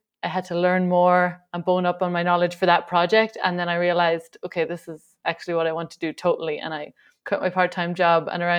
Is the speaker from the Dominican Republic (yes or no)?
no; Ireland; now in Bulgaria; I'm Irish